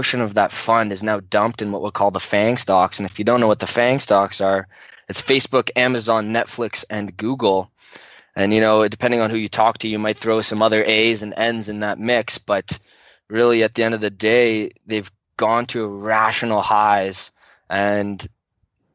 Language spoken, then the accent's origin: English; Canada; I'm a Canadian